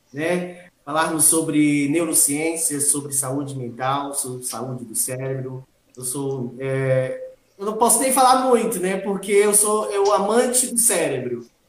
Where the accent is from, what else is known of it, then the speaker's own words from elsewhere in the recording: Itaém, Bahia, Brazil; moved away as an adult; also born or lived in Espírito Santo / São Paulo; now in Itaquaquecetuba, Brazil; eu sou baiano, sou natural de Itaém, Bahia, região uhum. do extremo sul da Bahia